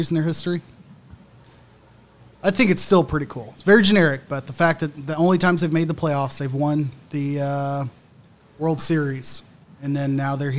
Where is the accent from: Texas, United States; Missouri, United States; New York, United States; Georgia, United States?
Texas, United States; Arlington; being in the Dallas area. Even growing up in Arlington